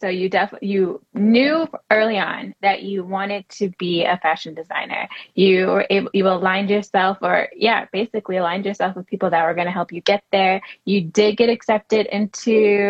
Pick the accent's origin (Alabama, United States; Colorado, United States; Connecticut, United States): Connecticut, United States; I grew up in Connecticut, and New York was like a backyard to me, right?